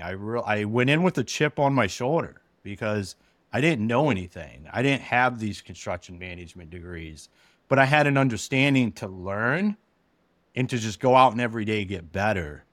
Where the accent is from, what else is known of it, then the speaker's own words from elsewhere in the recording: Akron, Ohio, United States; moved away as an adult; now in Michigan, United States; I'm originally from Akron, Ohio